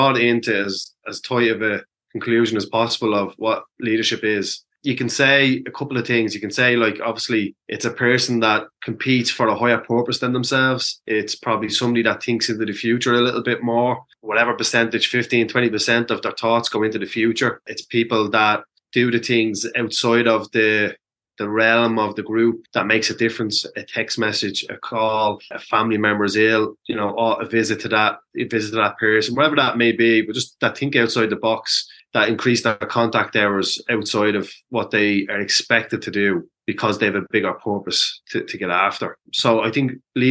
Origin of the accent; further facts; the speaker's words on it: Dublin, Leinster, Ireland; I grew up in a community that there was a huge amount of community activists on the basis of how impoverished my community of Ballymun was